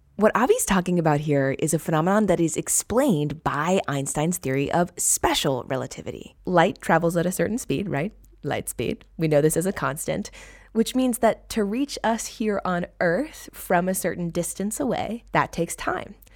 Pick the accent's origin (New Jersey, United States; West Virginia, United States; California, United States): California, United States; my home state